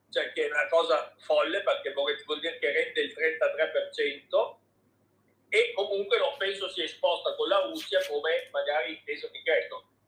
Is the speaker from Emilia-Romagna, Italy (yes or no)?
yes; Emilia-Romagna, Italy; io sono emiliano